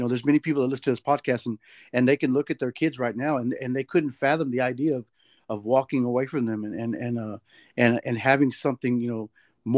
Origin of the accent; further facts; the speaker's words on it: Dallas, Texas, United States; I'm from Dallas, Texas